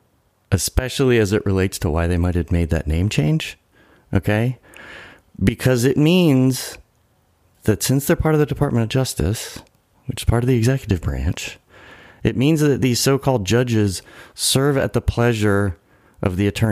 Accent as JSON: {"language": "English", "country": "United States", "tie": "born or raised there", "said": "born in America"}